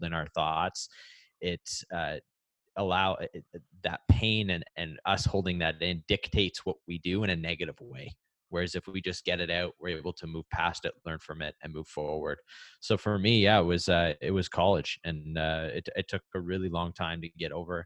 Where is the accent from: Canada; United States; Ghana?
Canada; Growing up in Canada